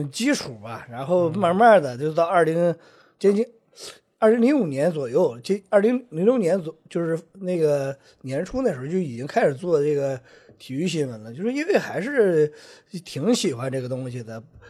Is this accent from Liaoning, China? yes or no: yes; Dalian, Liaoning, China; 我不是四川，我是大连人啊。